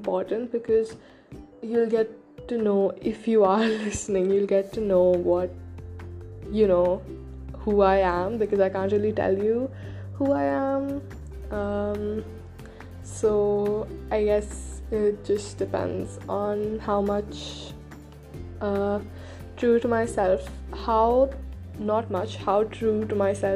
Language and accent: English; India; first language Hindi; English is a second language; Yes, I am Indian